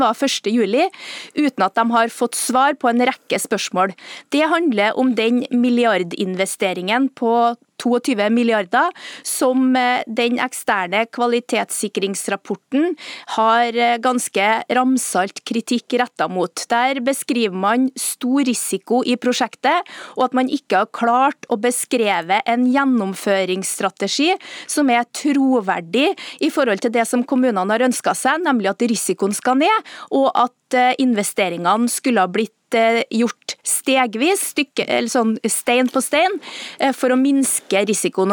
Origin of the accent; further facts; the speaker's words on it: central Norway, Norway; Helse Midt-Norge, der jeg kommer fra